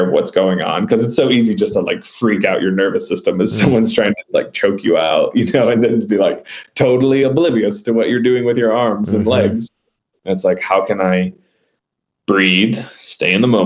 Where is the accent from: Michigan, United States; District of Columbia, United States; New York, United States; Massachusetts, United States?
Michigan, United States; now in Barnardsville, North Carolina, United States; I'm originally from Michigan